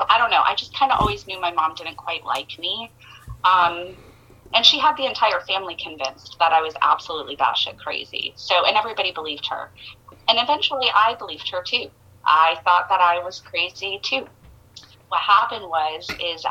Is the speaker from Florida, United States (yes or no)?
yes; Tampa, Florida, United States; I am from Tampa, Florida